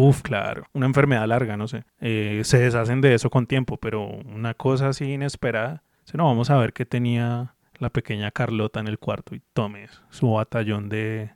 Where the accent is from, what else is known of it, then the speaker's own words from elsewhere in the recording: Colombia; also born or lived in Bogotá; uno como colombiano